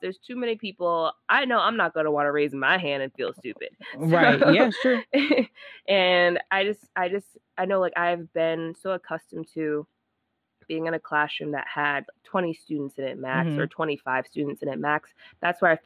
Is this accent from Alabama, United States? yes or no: no; Rhode Island, United States; I'm from Rhode Island, small state.